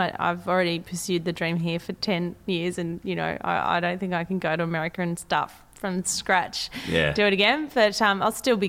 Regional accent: Sydney, New South Wales, Australia; accent: Australian; you know, my accent is Australian. Mm. You know, I don't. It's not even Sydney accent now. It's kind of like, where did I grow up? I don't know.

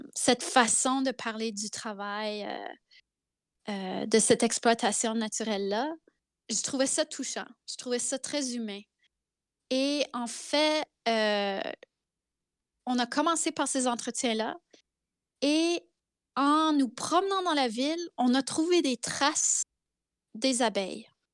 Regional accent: Zenon Park, Saskatchewan, Canada; first language French; also born or lived in Carrot River, Saskatchewan; je suis née à la rivière Carotte, en Saskatchewan, Carrot River. Euh, c'est écrit sur mon passeport. Euh, et j'ai vécu toute mon enfance à Zenon Park.

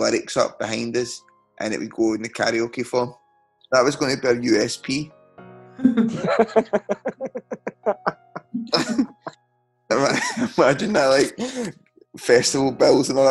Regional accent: Scotland, United Kingdom; accent: Scottish

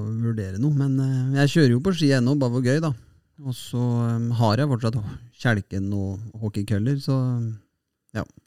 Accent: Fredrikstad, Østfold, Norway; Her i Fredrikstad, eller i hjembyen min Fredrikstad

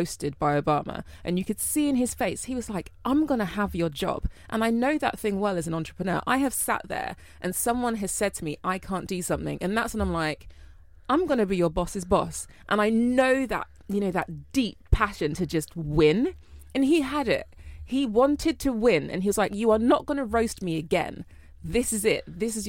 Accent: London, United Kingdom; You know, I grew up in Northwest London, used to have fun hanging out on the estate.

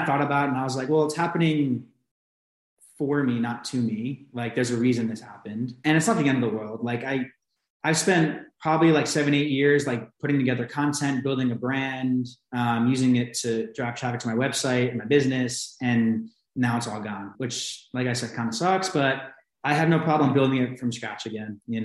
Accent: New Jersey, United States; moved away as an adult; now in Portugal; originally I'm from New Jersey.

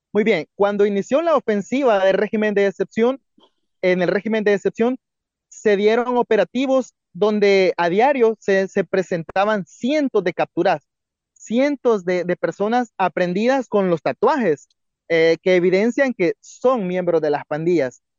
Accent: El Salvador; como salvadoreños podemos ver

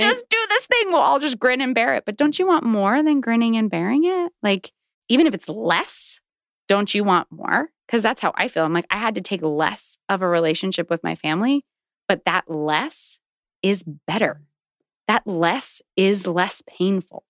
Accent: Virginia, United States; I grew up in Virginia

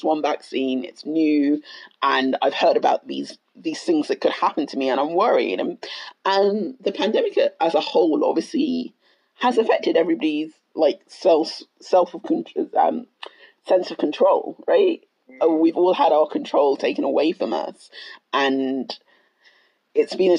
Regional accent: United Kingdom; So I'm Black Ghanaian. I'm British born, but I'm very proudly Ghanaian

